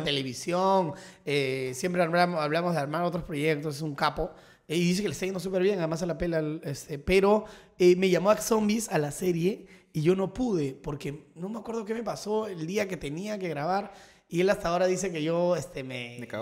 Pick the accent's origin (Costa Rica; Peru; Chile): Peru; Lima; Yo tuve mi infancia, yo viví en San Miguel toda mi infancia, ah, hasta los 12, 13 años.